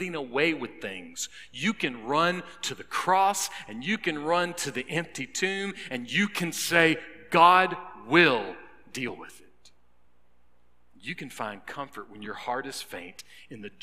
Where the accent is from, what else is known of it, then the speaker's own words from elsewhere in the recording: North Augusta, South Carolina, United States; now in Lexington, United States; Well, that's where I was born and raised.